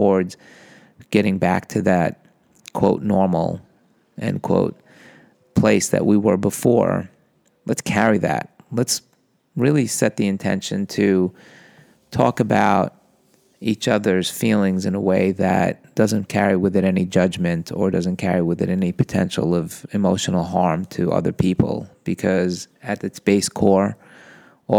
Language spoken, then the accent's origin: English; New York, United States; I'm a boy from New York